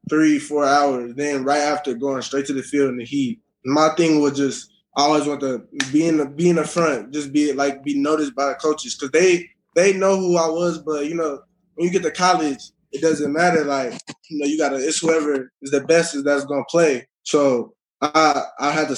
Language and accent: English; Minnesota, United States; I'm from Minnesota